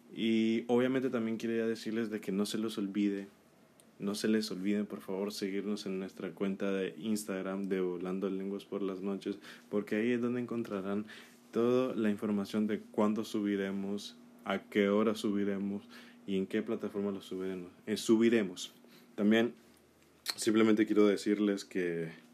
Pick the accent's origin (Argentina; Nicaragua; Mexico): Nicaragua; en mi país de Nicaragua